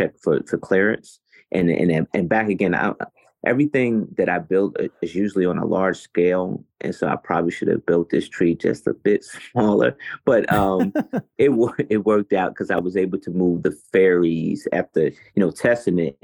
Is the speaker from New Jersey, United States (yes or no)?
yes; Jersey City, New Jersey, United States; I'm from Jersey City. I'm from Jersey City, New Jersey.